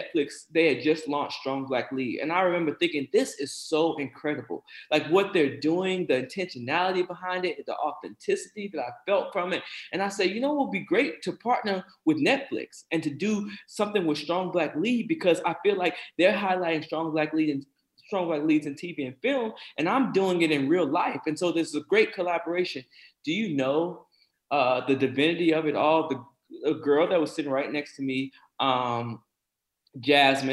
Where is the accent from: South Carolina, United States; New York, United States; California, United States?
South Carolina, United States; born or raised there